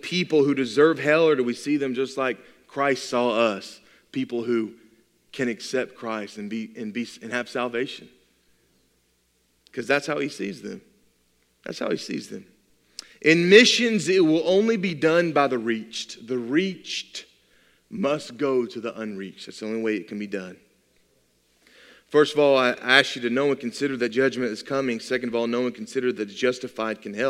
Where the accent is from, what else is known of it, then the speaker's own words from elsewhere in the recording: United States; I'm an American